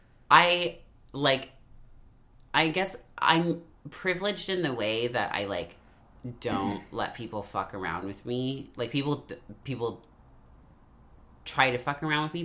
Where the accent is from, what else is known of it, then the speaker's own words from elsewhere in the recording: Bay Area, California, United States; also born or lived in rural town (unnamed); I grew up in the Bay Area and is in a very, like that whole area is very white